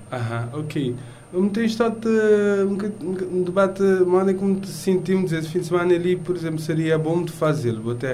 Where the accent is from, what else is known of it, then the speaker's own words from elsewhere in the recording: Cape Verde; moved away; para a minha terra